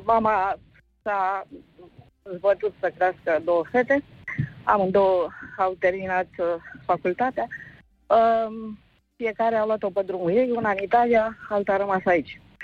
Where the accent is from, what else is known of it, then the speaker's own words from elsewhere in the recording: Călărași, Călărași County, Romania; now in Bucharest, Romania; vă sun acum din București, eu de fapt sunt din Călăraș